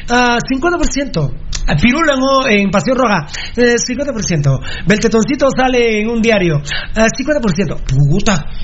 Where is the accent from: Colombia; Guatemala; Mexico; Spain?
Guatemala; Guatemala City, Guatemala Department; soy de la Betania, compadre.